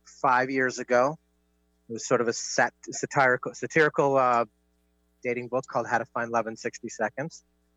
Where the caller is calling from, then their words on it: Washington, District of Columbia, United States; Washington, D.C.